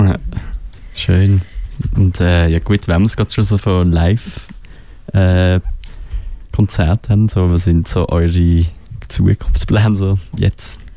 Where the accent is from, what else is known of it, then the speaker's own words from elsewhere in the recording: Fribourg, Switzerland; Ja, jetzt, ah, genau, wir sind ja aus Freiburg.